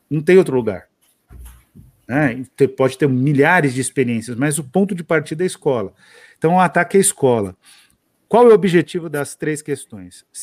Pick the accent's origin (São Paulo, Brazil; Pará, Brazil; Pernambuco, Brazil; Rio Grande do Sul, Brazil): São Paulo, Brazil; Eu falo porta também, sou paulistana.